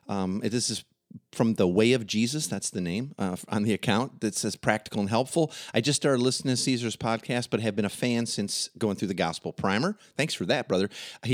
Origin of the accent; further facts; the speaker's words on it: Midwest, United States; Growing up in the Midwest, it would have not been rare or even peculiar to hear Christians commonly saying